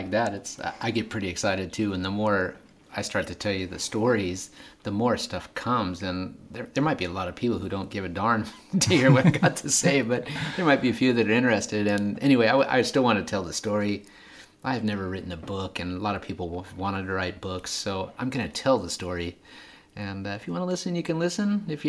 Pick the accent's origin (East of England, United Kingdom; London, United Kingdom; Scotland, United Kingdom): Scotland, United Kingdom; We're from the Highlands.